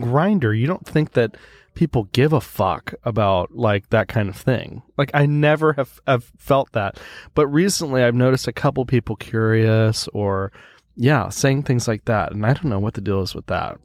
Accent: United States; now in Sweden; I'm an American living in Sweden.

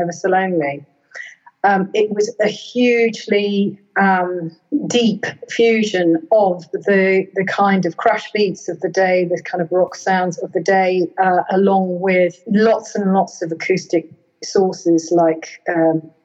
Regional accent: United Kingdom; they listed me as being from Britain. You know, they were totally up for recognizing me as a British artist and a product of my roots in Britain

